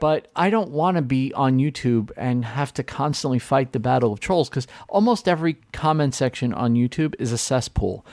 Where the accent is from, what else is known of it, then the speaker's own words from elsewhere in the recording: New York City, New York, United States; I grew up in New York City